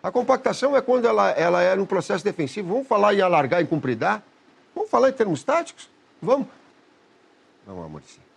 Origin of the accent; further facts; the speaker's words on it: Caxias do Sul, Rio Grande do Sul, Brazil; Caxias, onde eu nasci, era uma, uma zona rural